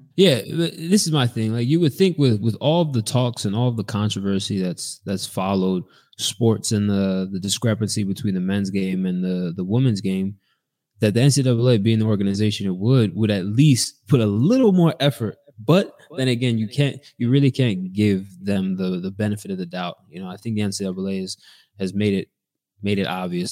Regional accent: United States; moved away as an adult; now in Belgium; I am from America

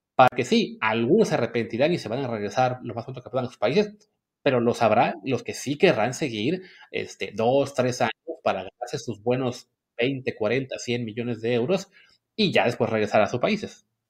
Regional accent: Mexico; moved away; que somos mexicanos de nacimiento, nos fuimos a vivir a otra parte

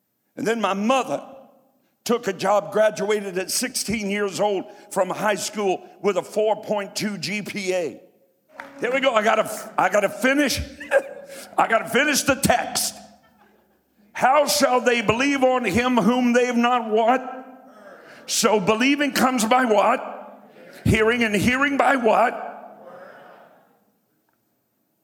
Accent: Martin County, Kentucky, United States; moved away; also born or lived in Columbus, Ohio; I'm from Martin County, Kentucky. Where nobody ever had anything.

